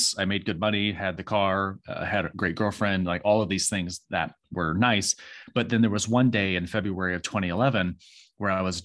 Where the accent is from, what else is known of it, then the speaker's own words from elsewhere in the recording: Michigan, United States; moved away as an adult; also born or lived in Phoenix, Arizona; now in North Carolina, United States; I was raised in a really small town in Michigan